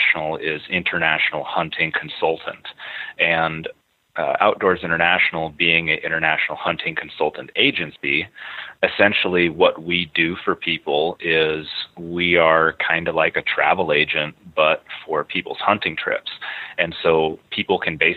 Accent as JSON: {"language": "English", "town": "Iowa City", "region": "Iowa", "country": "United States", "tie": "born or raised there", "said": "Born and raised in Iowa City, Iowa. I still live in Iowa City, Iowa."}